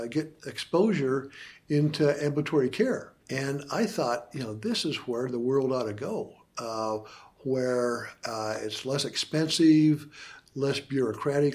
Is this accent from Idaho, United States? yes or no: yes; Idaho, United States; missing Idaho, my hometown, my home state